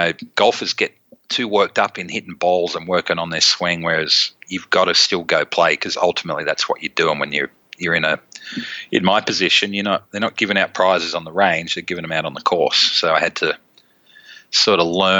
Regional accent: Melbourne, Victoria, Australia; moved away; growing up in Melbourne

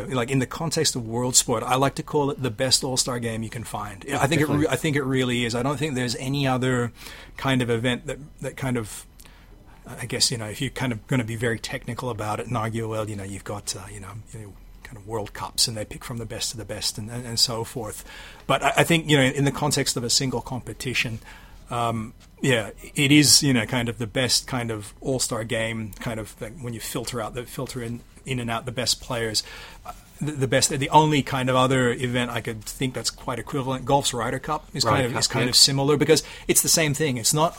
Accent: Sydney, New South Wales, Australia; born there; I think I'm at a bit of a remove from it, because even though I was born in Sydney, I don't really consider myself, you know, kind of being from New South Wales. I didn't grow up in the rugby league culture.

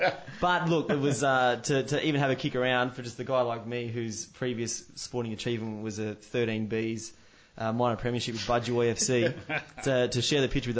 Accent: Central Coast, New South Wales, Australia; born or raised there

